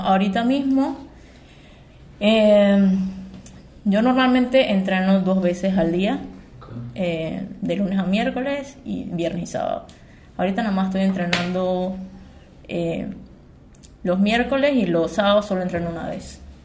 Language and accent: Spanish; Chiriquí, Panama; also born or lived in Miami; yo soy de Chiriquí